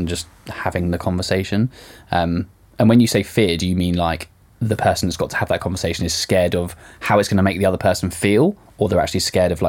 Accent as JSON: {"language": "English", "country": "United Kingdom"}